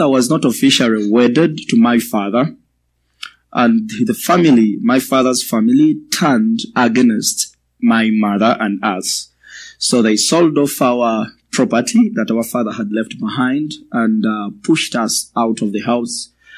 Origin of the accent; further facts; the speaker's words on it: Uganda; I come from Uganda, in the eastern part of Africa.